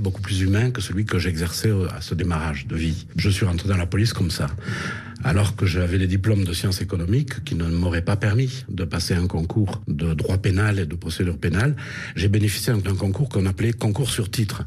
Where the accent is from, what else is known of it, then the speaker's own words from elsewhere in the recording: Rodez, Occitania, France; moved away as an adult; also born or lived in Paris; J'ai quitté Rodez